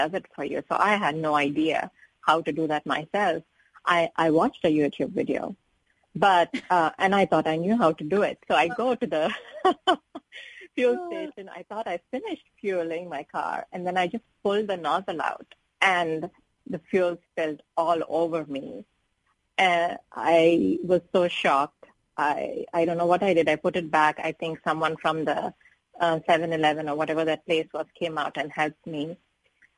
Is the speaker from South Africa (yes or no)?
no; India; moved away as an adult; now in United States; I come from India, which is kind of a patriarchal society